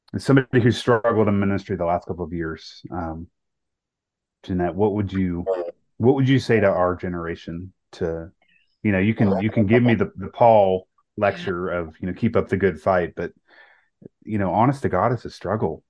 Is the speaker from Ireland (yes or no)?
no; the South, United States; also born or lived in Charlotte, North Carolina; I was born in the South